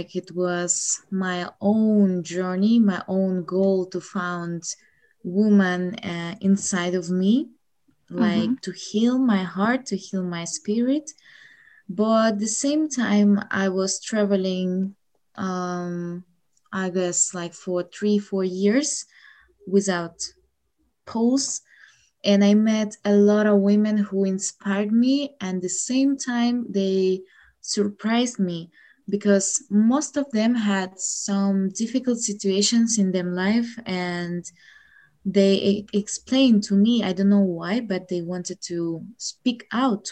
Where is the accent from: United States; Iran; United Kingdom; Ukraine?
Ukraine; English is a second language; I'm from Ukraine